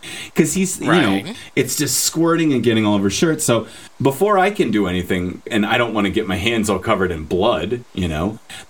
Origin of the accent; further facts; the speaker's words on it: Newark, New Jersey, United States; I just talk like this because I'm from Newark.